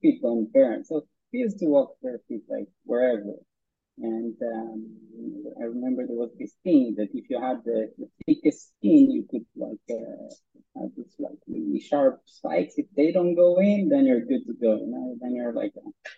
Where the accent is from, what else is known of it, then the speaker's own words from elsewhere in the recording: a small village in the north of Israel, Northern District, Israel; we grew up in Anurim, which is a small village in the north of Israel.